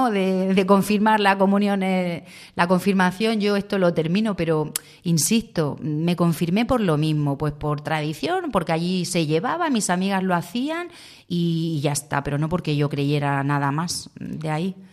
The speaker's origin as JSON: {"language": "Spanish", "country": "Andorra", "moved": "yes", "lives_now": "Murcia, Spain", "said": "yo bueno, me, vine de Andorra a vivir a Murcia, a estudiar."}